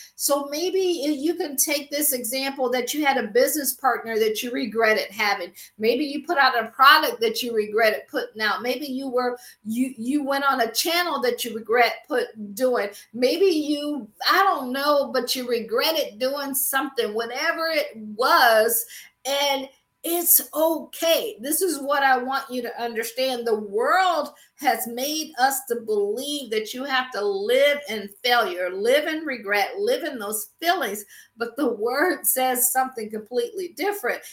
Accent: Akron, Ohio, United States; moved away as an adult; also born or lived in Washington, D.C. / Baltimore / Boston / Pittsburgh; I'm from Akron, Ohio, so I always say I grew up shy, sheltered, and in church basically six days a week

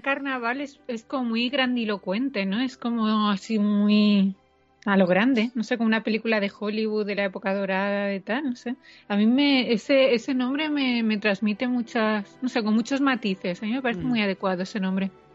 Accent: Castellón, Valencian Community, Spain; la gente eh, de Castellón no es de Valencia

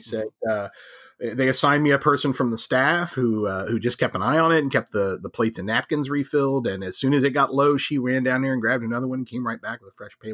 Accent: Ohio, United States; moved away; I grew up in Ohio, so I get the Midwest, Western mentality

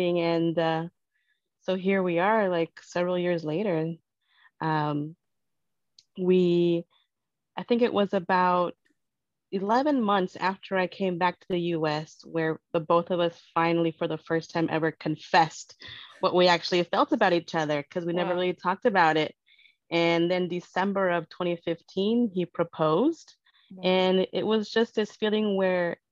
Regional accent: California, United States; first language Spanish; English is a second language; moved away as an adult; also born or lived in Lesotho; now in New York, United States; I identify as Mexican-American, born and raised in California, but currently living in New York

